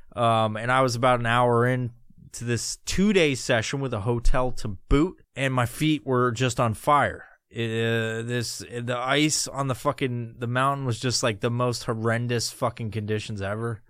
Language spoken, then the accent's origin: English; New York, United States; now in Washington, United States; I'm originally from New York, but I've been living in Washington forever